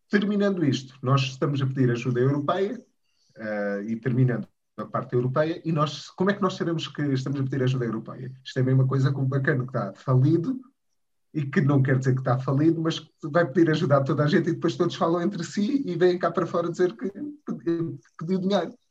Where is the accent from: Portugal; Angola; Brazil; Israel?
Portugal; isto apenas como paciente, como, como português, uh, deixa-me muito, muito confuso